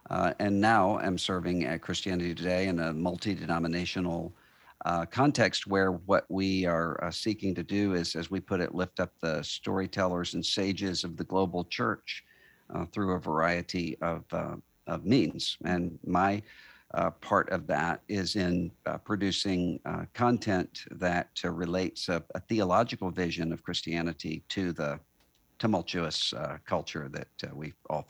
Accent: Biloxi, Mississippi, United States; Yes, I'm originally from Biloxi, Mississippi

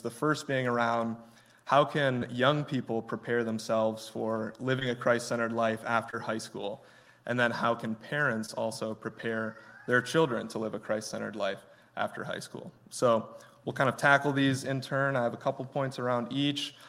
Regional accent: Grant, Michigan, United States; I'm from Grant, Michigan. It's a very small town, I think population like 900 right now

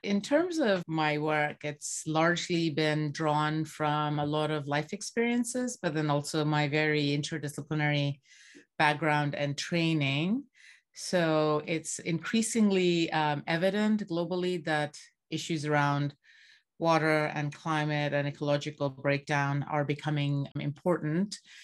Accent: Bangladesh; moved away; I grew up in Bangladesh and I grew up surrounded by water scarcity

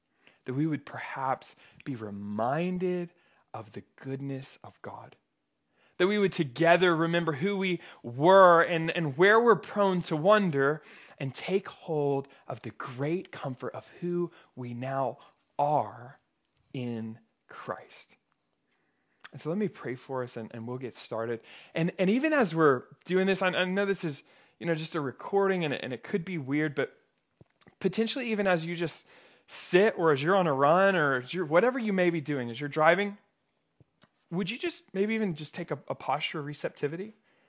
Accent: Oklahoma, United States; Growing up in Oklahoma, I remember this is one of like the first moments in my life where I had a realized fear

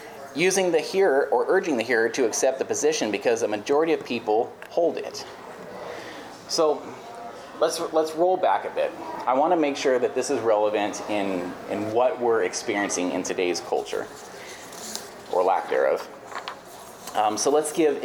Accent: California, United States; moved away; I grew up in California

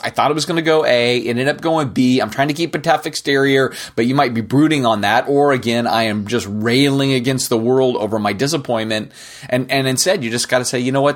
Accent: United States; as an American

